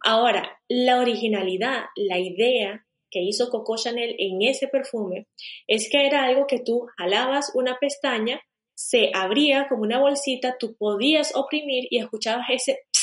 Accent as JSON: {"language": "Spanish", "country": "Venezuela", "tie": "born or raised there", "also_born_or_lived": "Spain", "moved": "as an adult", "lives_now": "Portugal", "said": "yo realmente nací y crecí en Venezuela"}